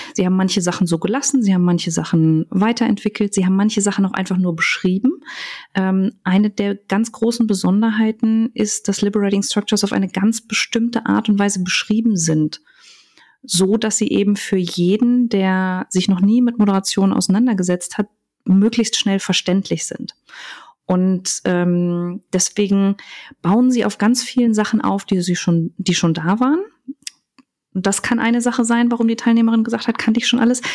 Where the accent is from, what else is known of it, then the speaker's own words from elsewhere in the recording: Cologne, North Rhine-Westphalia, Germany; ich tatsächlich mit Köln und meiner Heimat sehr verbunden bin